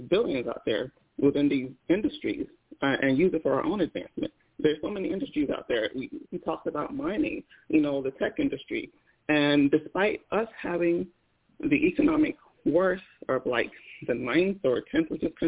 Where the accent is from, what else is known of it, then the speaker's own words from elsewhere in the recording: Nigeria; first language Igbo; I'm Nigerian